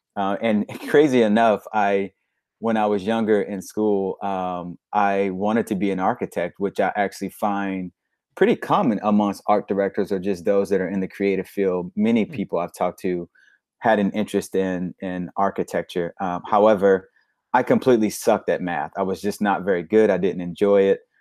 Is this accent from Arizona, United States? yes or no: no; Little Rock, Arkansas, United States; moved away; I'm from Little Rock, Arkansas, born and raised